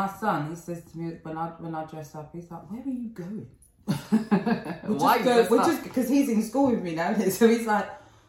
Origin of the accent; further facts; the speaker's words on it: London, United Kingdom; We're from Lewisham.